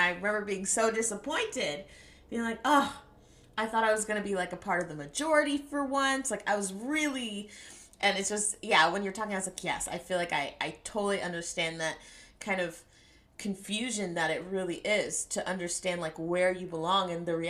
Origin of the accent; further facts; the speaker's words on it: United States; my parents weren't born here, so me and my siblings were born here, so we're, you know, we're American kids, but, you know, we have African parents